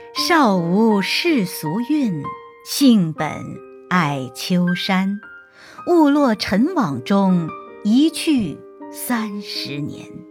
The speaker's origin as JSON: {"language": "Chinese", "country": "China", "said": "在我们中国人的骨子里"}